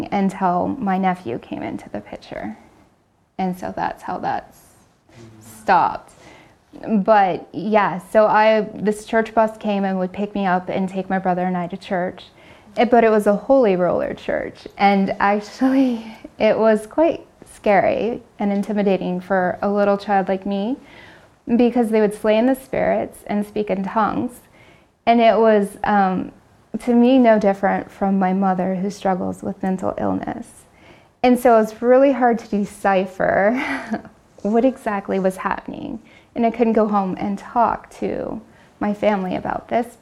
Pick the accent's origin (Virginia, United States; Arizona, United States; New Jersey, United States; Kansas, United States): Kansas, United States; moved away as an adult; now in Pennsylvania, United States; I'm originally from Kansas and been in the Pennsylvania area for 16 years now.